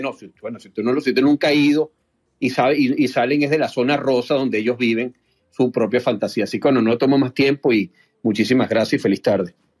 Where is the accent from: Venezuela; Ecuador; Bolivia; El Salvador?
Venezuela; lo voy a hablar desde como, como venezolano